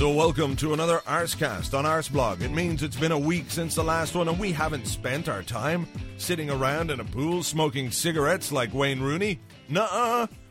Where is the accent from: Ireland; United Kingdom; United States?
Ireland; I'm an Irish guy